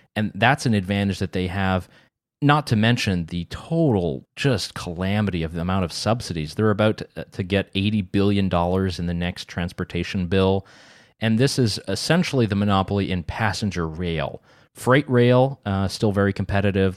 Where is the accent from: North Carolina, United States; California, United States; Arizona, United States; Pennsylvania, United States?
North Carolina, United States; in my hometown in North Carolina